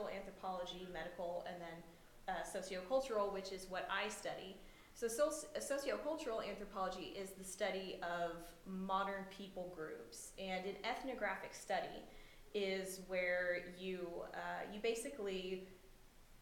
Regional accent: Oklahoma, United States; Growing up in Oklahoma

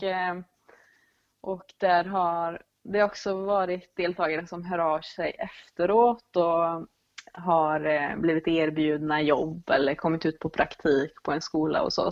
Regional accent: Dalsland, Västra Götaland, Sweden; moved away as an adult; also born or lived in Gothenburg; jag är född och uppvuxen i Dalsland

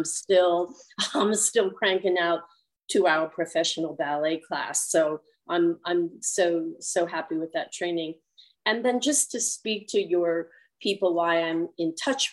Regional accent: Cincinnati, Ohio, United States; also born or lived in New York; now in Malibu, United States; I come from Cincinnati. And we had one of the best conservatories.

